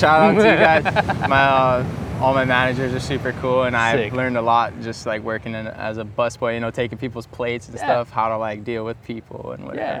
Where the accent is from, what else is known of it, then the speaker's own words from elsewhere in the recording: Hilo, Hawaii, United States; also born or lived in San Diego, California; Home for me is Hilo, Hawaii on the Big Island. It's like on the northeast. Kind of looks like a, just like a boomerang.